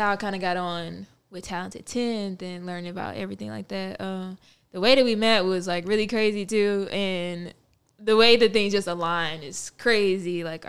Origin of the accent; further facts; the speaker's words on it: Little Rock, Arkansas, United States; moved away as an adult; also born or lived in Orlando, Florida; So I'm originally from Little Rock, Arkansas.